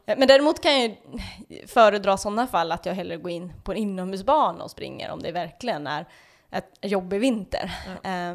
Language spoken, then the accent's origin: Swedish; Dalarna County, Sweden; also born or lived in Falun / Grövelsjön; jag är väl uppväxt i Dalarna så där är vi vana vid snö